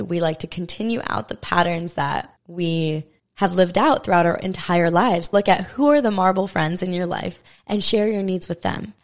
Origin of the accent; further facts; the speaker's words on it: Maui, Hawaii, United States; born and raised on Maui, Hawaii